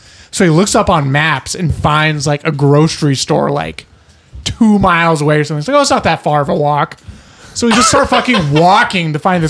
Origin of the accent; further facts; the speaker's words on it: Alaska, United States; moved away; growing up in Alaska